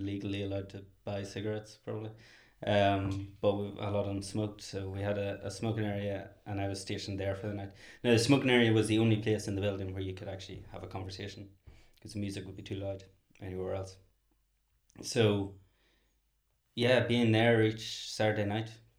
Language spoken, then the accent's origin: English; Northern Ireland, United Kingdom; moved away as an adult; now in Dublin, Ireland; I'm from Northern Ireland. I've been living in Dublin for 16 years.